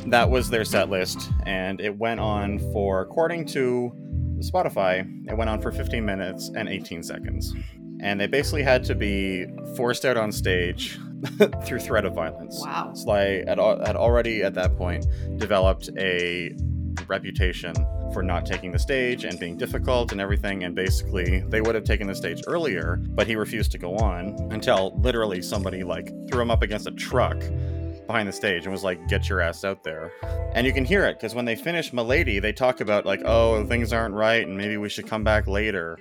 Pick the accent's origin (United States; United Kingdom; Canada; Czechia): Canada; we're Canadian